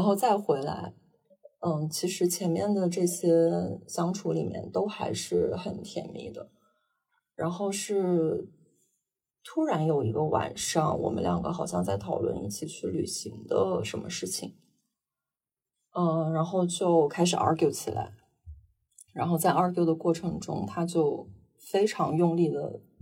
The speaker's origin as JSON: {"language": "Chinese", "region": "Northeast China", "country": "China", "tie": "born or raised there", "also_born_or_lived": "London", "moved": "yes", "lives_now": "Shanghai, China", "said": "我是生在东北，然后，呃，之前在伦敦生活过五年，然后现在被死在上海"}